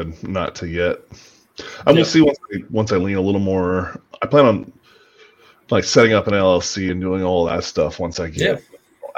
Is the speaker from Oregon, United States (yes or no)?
yes; Southern Oregon, United States; moved away as an adult; I came from, I grew up in Southern Oregon and I've been all over the world